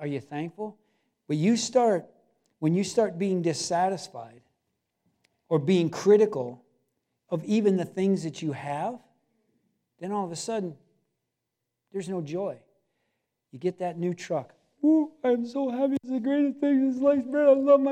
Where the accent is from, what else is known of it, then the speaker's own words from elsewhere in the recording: Cedarville, United States; we were both born and raised in Cedarville, and grew up on the water